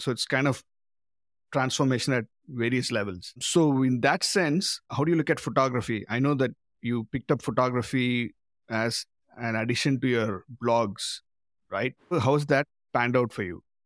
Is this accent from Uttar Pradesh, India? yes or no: no; Madurai, Tamil Nadu, India; now in Auckland, New Zealand; Madurai, my hometown